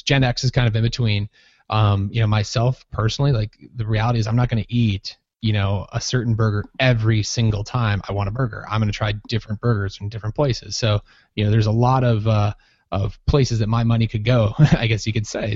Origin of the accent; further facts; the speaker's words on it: Minnesota, United States; moved away as an adult; also born or lived in San Diego; I grew up in Minnesota